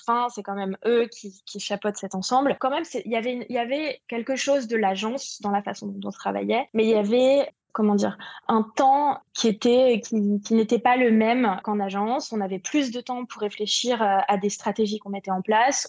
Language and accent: French; Paris, Île-de-France, France; je suis parisienne